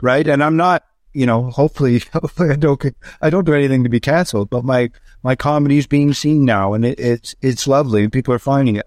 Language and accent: English; Canada; go across Canada and show him my home country